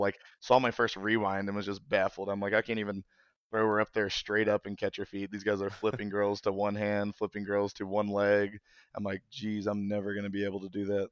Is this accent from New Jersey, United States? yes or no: no; Kentucky, United States; moved away; I'm from Kentucky originally